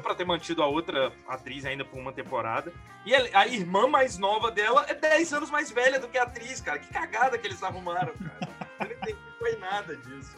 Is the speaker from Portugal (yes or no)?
no; Brazil; eu sou brasileiro